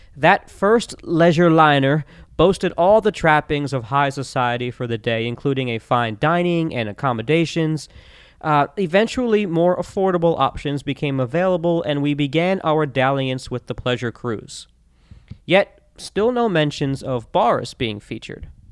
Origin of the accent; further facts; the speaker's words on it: Florida, United States; Growing up in Florida, I spent plenty of time on lakes and rivers